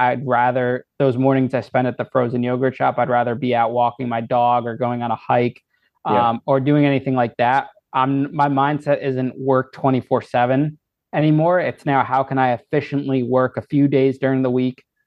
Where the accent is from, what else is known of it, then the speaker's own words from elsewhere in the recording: Danbury, Connecticut, United States; I was in Danbury, my hometown